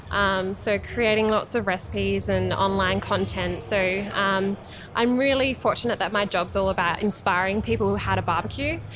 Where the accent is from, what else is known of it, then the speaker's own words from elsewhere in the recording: Tanunda, South Australia, Australia; also born or lived in Angaston / Nuriootpa / Marananga; I'm from the Barossa Valley originally